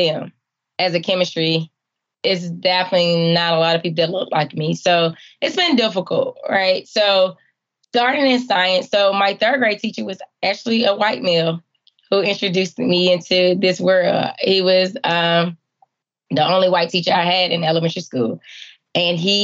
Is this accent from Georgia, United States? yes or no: yes; Atlanta, Georgia, United States; Growing up in Atlanta, the CDC was everything I knew about science